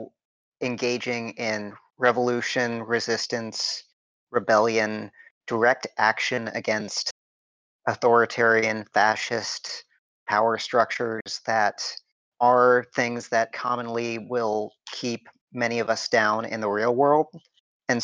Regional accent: Michigan, United States; also born or lived in Oklahoma; I was born in Oklahoma, which is, and a lot of my extended family resides in Oklahoma and Kansas right now. But when I was four, we moved to Michigan

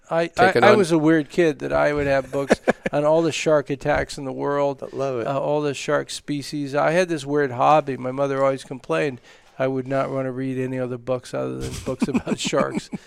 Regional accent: New York, United States; Yes, it was. Uh, I grew up as a lifeguard. I spent six summers as an ocean lifeguard

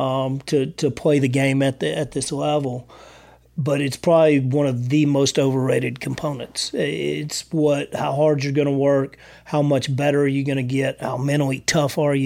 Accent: Texas, United States; now in San Angelo, United States; I'm from Texas

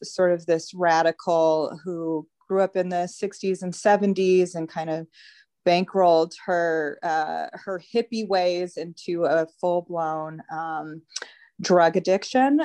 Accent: Denver, Colorado, United States; I grew up in Denver

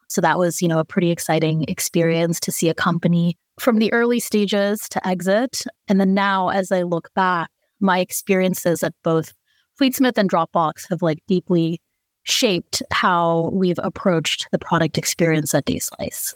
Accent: Bay Area, California, United States; I grew up in the Bay Area

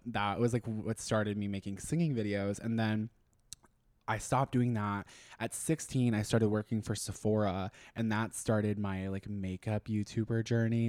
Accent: Austin, Texas, United States; also born or lived in Minnesota; I'm from Austin. So I was raised here. We technically I wasn't born here, so I was originally born in Minnesota, but we moved here whenever I was 5

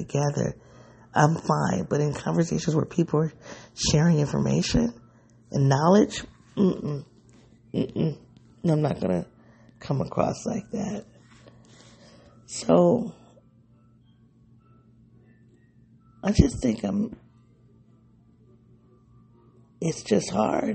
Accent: United States; I live in one of the most segregated cities in the country. So I don't think the black experience that I've had living, growing up in this city

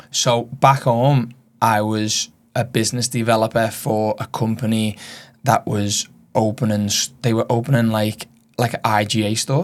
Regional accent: Liverpool, North West England, United Kingdom; moved away as an adult; now in Australia; being from Liverpool

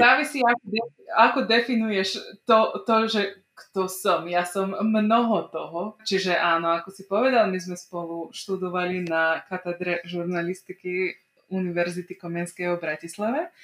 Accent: Bački Petrovac, Vojvodina, Serbia; accent: non-Slovak accent; now in Slovakia; ja som sa narodila a vyrastala som v Srbsku, v takej slovenskej obci, aj v slovenskom mestečku, čo sa volá Bačský Petrovec. A je, on sa nachádza vo Vojvodine.

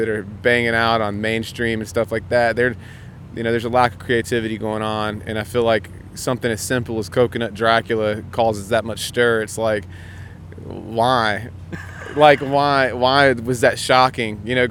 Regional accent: South Carolina, United States; We're from South Carolina

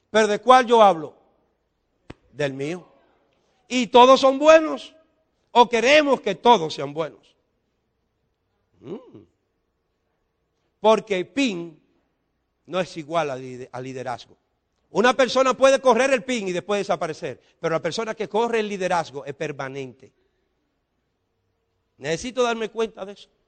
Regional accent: Dominican Republic; Porque en República Dominicana, los dominicanos no lo entendemos.

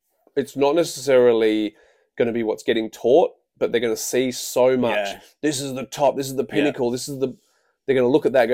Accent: Queensland, Australia; I'm from Queensland, sorry to hear, and I'm struggling to find fights.

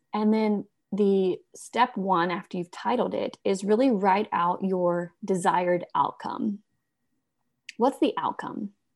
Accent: Alabama, United States; I'm from Alabama

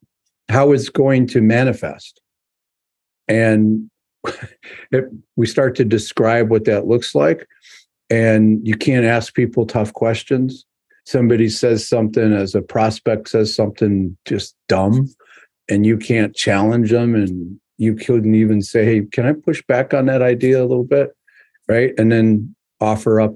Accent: New York, United States; I'm a New Yorker at heart

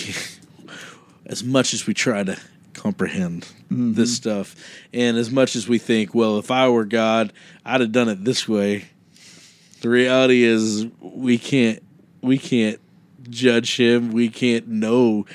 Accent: Kansas, United States; I grew up in Kansas

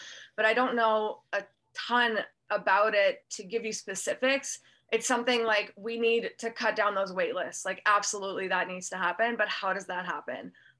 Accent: Canada; born or raised there

